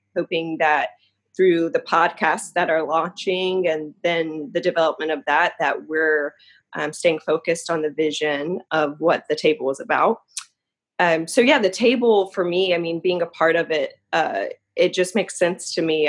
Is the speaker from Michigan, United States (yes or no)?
no; Newport News, Virginia, United States; now in Yorktown, United States; I was born and raised in Newport News. I actually live in Yorktown, Virginia, currently.